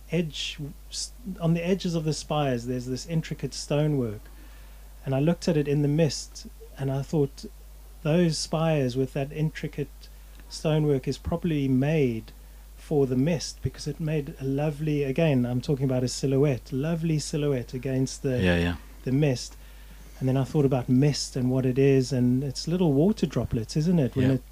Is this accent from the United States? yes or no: no; Johannesburg, Gauteng, South Africa; now in Oxford, United Kingdom; I grew up in Johannesburg, which is quite far from the sea, yeah. And then I moved to Oxford